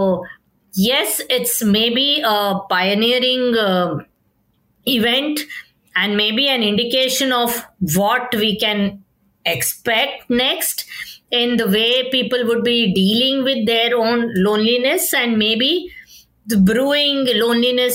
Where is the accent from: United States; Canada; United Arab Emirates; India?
India; as an Indian culture